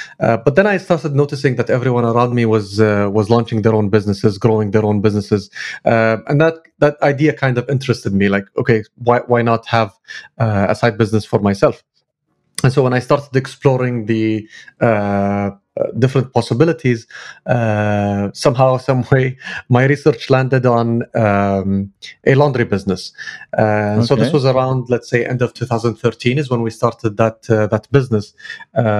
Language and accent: English; Kuwait; I'm based in Kuwait. I'm from Kuwait.